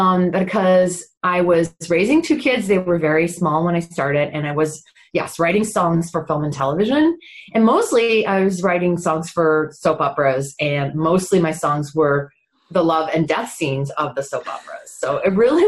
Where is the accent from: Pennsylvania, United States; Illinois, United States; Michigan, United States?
Michigan, United States; just outside of Detroit; also born or lived in England; I came over to America from England with my parents when I was five, and I grew up just outside of Detroit